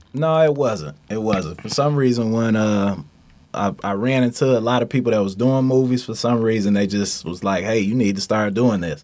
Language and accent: English; Detroit, Michigan, United States; Straight outta Detroit, born and raised